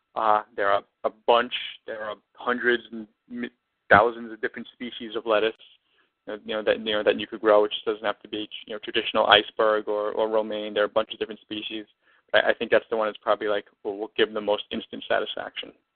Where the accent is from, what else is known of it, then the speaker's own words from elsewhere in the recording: New York City, New York, United States; moved away as an adult; now in Los Angeles, United States; I'm originally from Brooklyn. Canarsie is the neighborhood that I was mm-hmm. born and that I was born and raised in, and Brooklyn is where I'm from